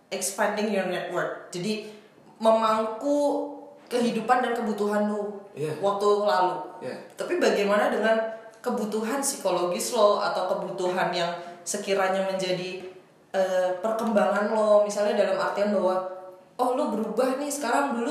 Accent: Jakarta, Indonesia; karena gue dulu selama lima tahun gue rantau gitu kan dari Jakarta ke Surabaya

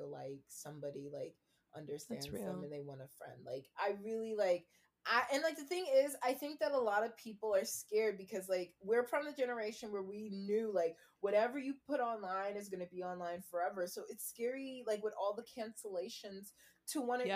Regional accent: New York, United States; I was born in New York.

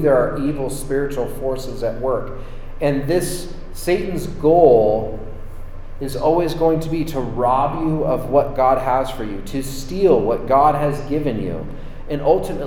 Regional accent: San Francisco, California, United States; I grew up near San Francisco. I was born in San Francisco, and I have a deep love for the city of San Francisco.

